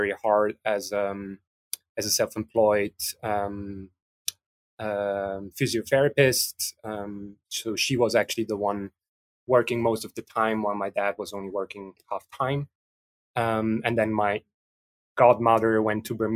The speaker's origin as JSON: {"language": "English", "region": "Vienna", "country": "Austria", "tie": "born or raised there", "also_born_or_lived": "France", "said": "I'm mixed metropolis countryside, but I grew up in Vienna, but spent a lot of time in France"}